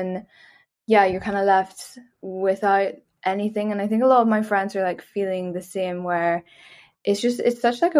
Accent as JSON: {"language": "English", "town": "Belfast", "region": "Northern Ireland", "country": "United Kingdom", "tie": "born or raised there", "also_born_or_lived": "Dublin, Ireland", "moved": "as an adult", "lives_now": "London, United Kingdom", "said": "I grew up in Belfast, which is like Northern Ireland."}